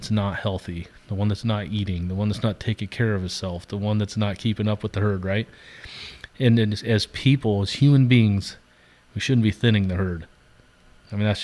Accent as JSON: {"language": "English", "town": "Central Point", "region": "Oregon", "country": "United States", "tie": "born or raised there", "said": "I've lost some good kids that I knew growing up in Central Point to suicide"}